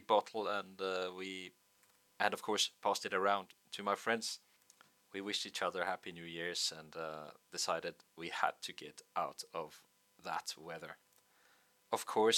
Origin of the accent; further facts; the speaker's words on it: Bergen, Vestland, Norway; in Bergen